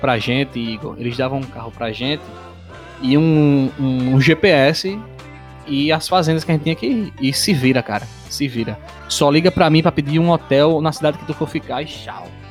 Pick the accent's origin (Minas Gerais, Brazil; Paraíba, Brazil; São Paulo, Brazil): Paraíba, Brazil; a gente, os três aqui, nós somos da Paraíba